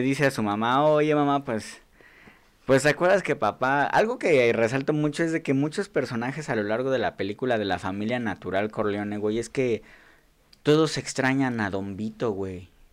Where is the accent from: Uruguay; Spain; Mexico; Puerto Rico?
Mexico; Nezahualcóyotl, State of Mexico